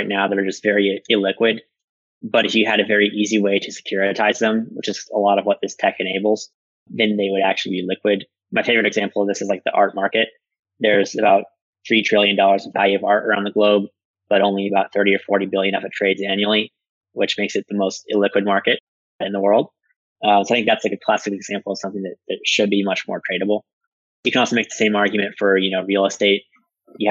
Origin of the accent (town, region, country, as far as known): United States